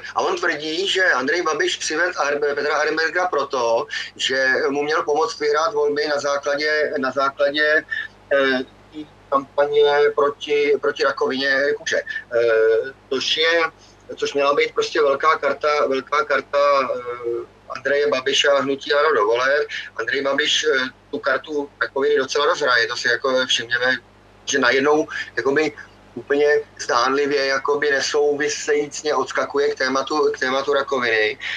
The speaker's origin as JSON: {"language": "Czech", "region": "Ústí nad Labem Region", "country": "Czechia", "said": "u nás v Ústeckém kraji"}